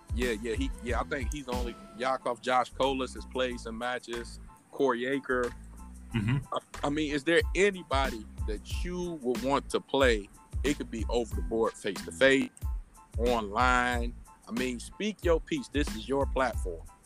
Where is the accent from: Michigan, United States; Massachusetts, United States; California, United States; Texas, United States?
Michigan, United States; Detroit; I'm from Detroit